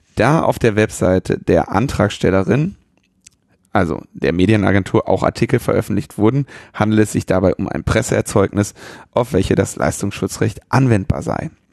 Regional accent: Ruhr area, North Rhine-Westphalia, Germany; ich bin im Ruhrgebiet geboren

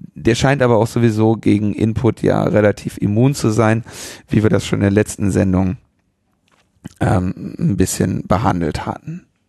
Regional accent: Ruhr area, North Rhine-Westphalia, Germany; ich bin im Ruhrgebiet geboren

